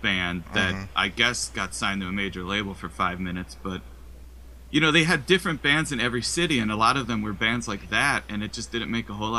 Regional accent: Wisconsin, United States; accent: Wisconsin; my Wisconsin accent.

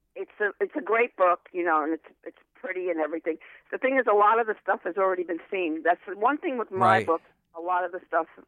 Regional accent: New York City, New York, United States; born or raised there; also born or lived in Ridgewood, Queens

